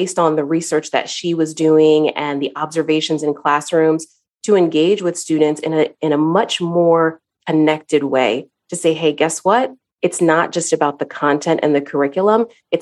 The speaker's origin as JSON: {"language": "English", "town": "Cincinnati", "region": "Ohio", "country": "United States", "tie": "born or raised there", "also_born_or_lived": "South Carolina", "moved": "yes", "lives_now": "Chicago, United States", "said": "I live in Chicago now, but I was raised in Cincinnati"}